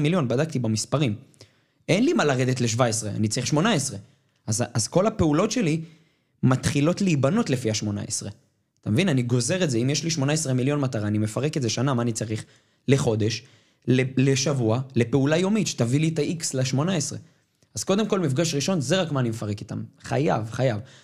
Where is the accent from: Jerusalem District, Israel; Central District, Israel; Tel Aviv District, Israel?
Tel Aviv District, Israel; Ramat Gan; נולדתי ברמת גן, וברמת גן יש חבר'ה שהם מבוססים